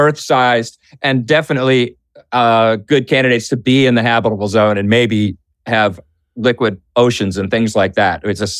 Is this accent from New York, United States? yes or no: no; Boston, Massachusetts, United States; Boston, my hometown.